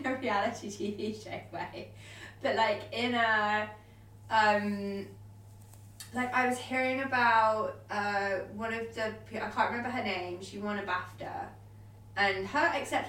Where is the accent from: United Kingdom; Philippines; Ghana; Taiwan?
United Kingdom; I'm still British.